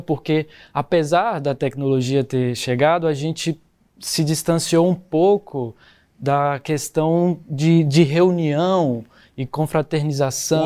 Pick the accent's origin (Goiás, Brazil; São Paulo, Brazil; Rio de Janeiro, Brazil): Goiás, Brazil; São João d'Aliança; Eu sou de São João da Aliança, o portal da Chapada dos Veadeiros, Goiás.